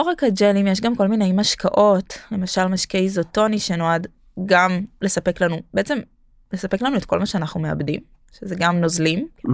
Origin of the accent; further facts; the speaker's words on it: Jerusalem, Jerusalem District, Israel; now in Tel Aviv, Israel; בתור ירושלמית